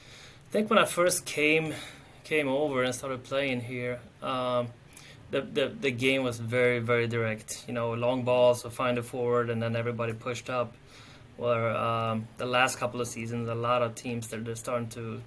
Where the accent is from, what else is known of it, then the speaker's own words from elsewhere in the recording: Sweden; moved away as an adult; now in Chicago, United States; I'm originally from Sweden, so I came over in 2008 and I played at North Park for four seasons